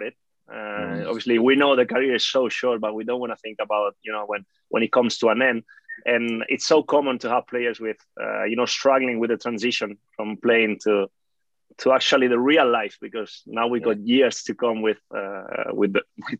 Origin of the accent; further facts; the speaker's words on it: Barcelona, Catalonia, Spain; moved away as an adult; also born or lived in Basque Country; I was born here in Barcelona from Italian parents